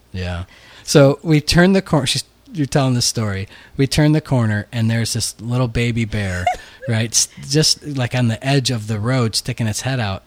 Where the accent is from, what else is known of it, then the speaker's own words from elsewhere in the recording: Buffalo, New York, United States; moved away; our town, my hometown of Buffalo